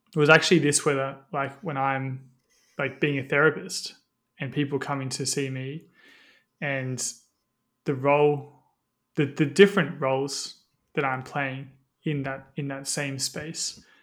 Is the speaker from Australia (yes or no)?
yes; Australia; growing up in Australia